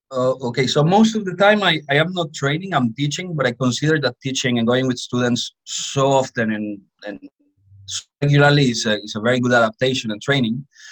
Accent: Colombia; I grew up in a coffee farm in Colombia

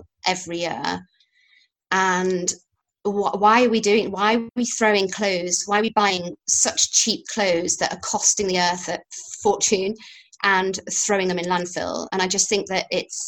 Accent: Yorkshire and the Humber, United Kingdom; a farmer's daughter from Yorkshire

